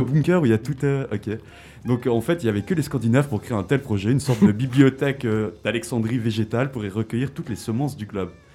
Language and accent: French; Switzerland; chez nous, en Suisse